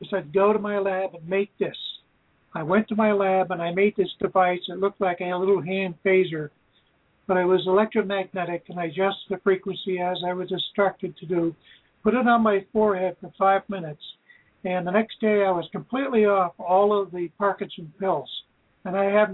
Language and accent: English; Brattleboro, Vermont, United States; now in Georgia, Vermont, United States; I'm originally from Brattleboro, Vermont. I now live in Georgia, Vermont.